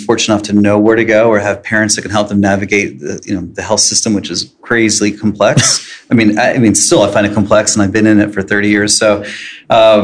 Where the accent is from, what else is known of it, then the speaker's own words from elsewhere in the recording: Annapolis, Maryland, United States; I grew up in Annapolis. I went to Tower Heights back in the 70s. So been here in this area my entire life.